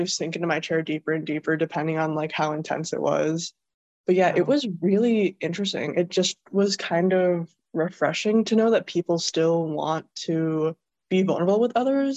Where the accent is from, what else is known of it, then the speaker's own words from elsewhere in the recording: Rockford, Illinois, United States; moved away as an adult; now in Milwaukee, United States; I'm from Rockford, Illinois, so it's kind of like an equilateral triangle between like Chicago and Milwaukee